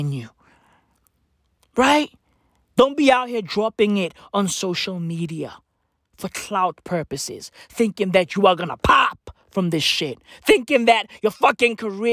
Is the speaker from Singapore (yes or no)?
no; South Africa; I'm from South Africa. Okay? I'm from South Africa. Apartheid birthed me. Okay? I'm a black kid in South Africa